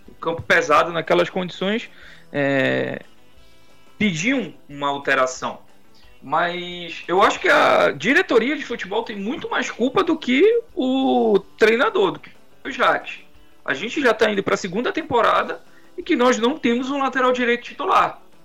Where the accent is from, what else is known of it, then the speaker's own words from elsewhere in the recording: Pará, Brazil; nós como paraenses